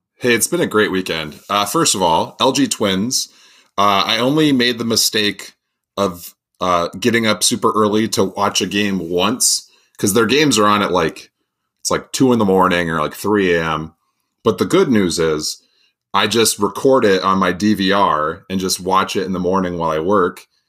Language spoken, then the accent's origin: English; Farmington, Minnesota, United States; growing up or going to high school in Farmington, Minnesota